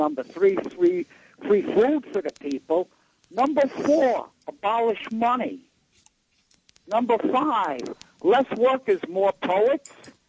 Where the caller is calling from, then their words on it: New York City, New York, United States; I'm calling from Brighton Beach, Brooklyn.